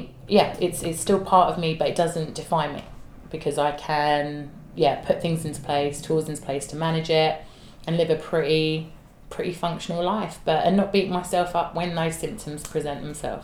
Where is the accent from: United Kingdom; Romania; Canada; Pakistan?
United Kingdom; London; I'm a girl from South East London. I talk the way I talk